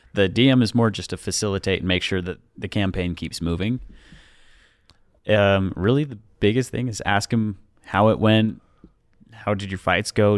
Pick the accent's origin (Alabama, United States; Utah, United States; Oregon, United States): Utah, United States; Pleasant Grove; I'm from Utah, uh, Pleasant Grove